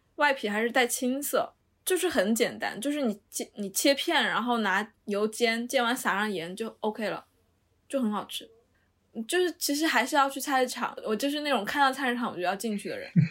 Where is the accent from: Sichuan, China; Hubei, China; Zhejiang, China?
Sichuan, China; now in Beijing, China; 我们四川人